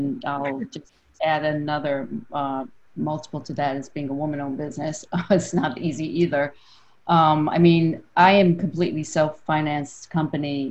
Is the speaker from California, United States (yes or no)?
no; New York City, New York, United States; also born or lived in San Francisco; I'm from Brooklyn, I'm from New York. So I've been here almost my entire life